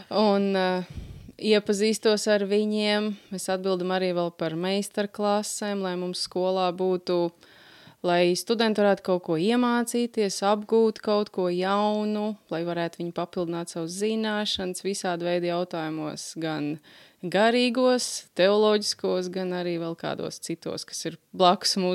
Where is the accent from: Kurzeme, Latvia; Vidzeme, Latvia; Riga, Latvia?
Kurzeme, Latvia; Liepāja; mēs esam mācītāji Liepājā, esam no Liepājas